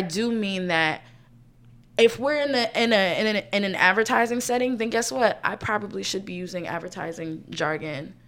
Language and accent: English; right outside of Philadelphia, Pennsylvania, United States; also born or lived in New York City; now in New York, United States; I was born and raised right outside of Philadelphia